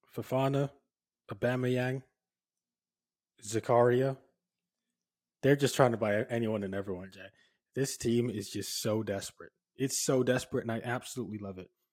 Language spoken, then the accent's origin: English; Oxford, South East England, United Kingdom; born or raised there